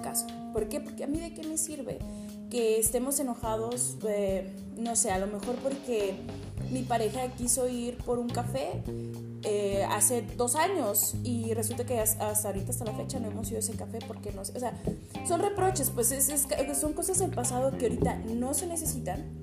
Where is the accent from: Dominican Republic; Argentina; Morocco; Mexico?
Mexico; Cananea, Sonora; soy de aquí de, de de Cananea Sonora